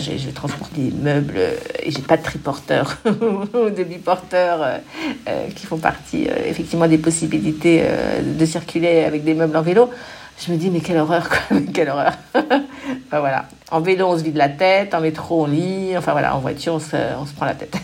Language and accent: French; Paris, Île-de-France, France; also born or lived in Suresnes; je suis une Parisienne de toujours